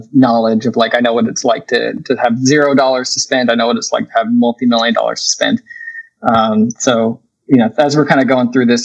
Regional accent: Vancouver, Washington, United States; also born or lived in Oregon; I grew up in the Northwest in the Vancouver, Washington area

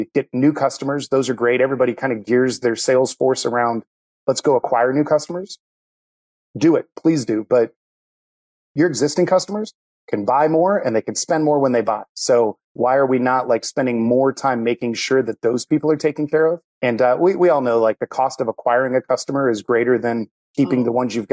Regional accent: Ohio, United States; moved away as an adult; now in Charlotte, United States; I'm actually from Ohio and got relocated down there

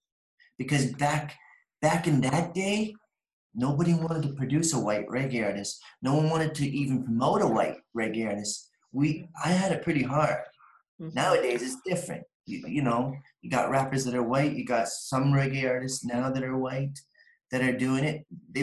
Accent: Picton, Ontario, Canada; Picton, Ontario.

